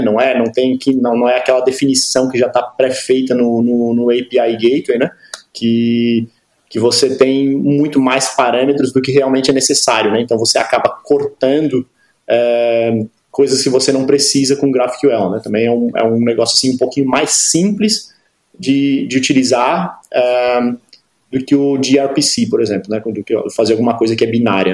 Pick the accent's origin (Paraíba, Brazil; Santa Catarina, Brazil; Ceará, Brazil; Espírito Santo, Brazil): Santa Catarina, Brazil; Florianópolis; moved away as an adult; now in Berlin, Germany; sou de Florianópolis